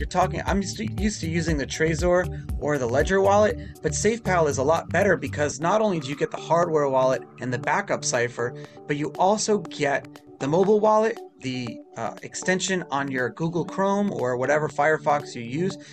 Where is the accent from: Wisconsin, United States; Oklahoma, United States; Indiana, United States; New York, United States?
New York, United States; New York City; first language Hebrew; English is a second language; I'm from Brooklyn